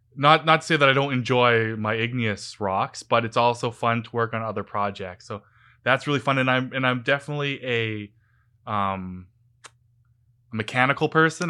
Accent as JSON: {"language": "English", "town": "Vancouver", "region": "British Columbia", "country": "Canada", "tie": "born or raised there", "said": "I grew up in the Lower Mainland in Vancouver and went to school here, did my grad school here"}